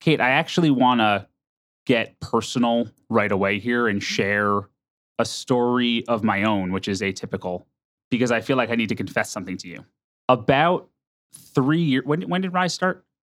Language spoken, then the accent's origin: English; United States; now in Minneapolis, United States; I'm from New York or New Jersey